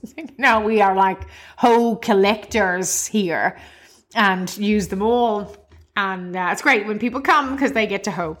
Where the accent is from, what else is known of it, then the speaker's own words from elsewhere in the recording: Cavan, Ulster, Ireland; now in Australia; my hometown of Cavan in Ireland.